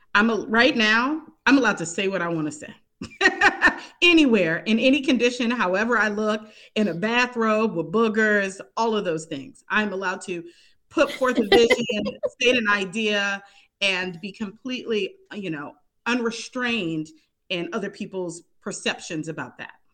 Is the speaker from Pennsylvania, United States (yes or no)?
yes; Pittsburgh, Pennsylvania, United States; moved away; I'm currently in my hometown of Pittsburgh, Pennsylvania. This is the most time I've spent here since childhood.